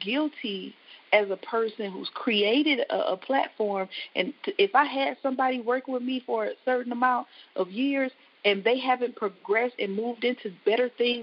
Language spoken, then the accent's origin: English; Flint, Michigan, United States; I'm Flint born, bred. I love my hometown